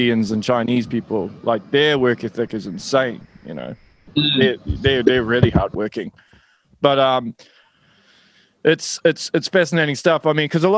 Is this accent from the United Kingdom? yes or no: no; New Zealand; I kept getting asked about my accent. And I was like, oh yeah, I'm from New Zealand.